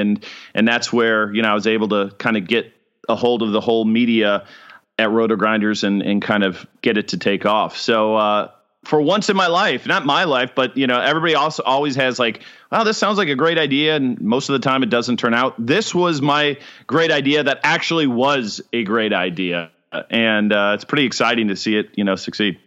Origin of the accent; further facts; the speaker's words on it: Chicago, Illinois, United States; moved away as an adult; also born or lived in Ohio / Huntsville, Alabama; now in Jacksonville, United States; suburban Chicago is where I lived most of my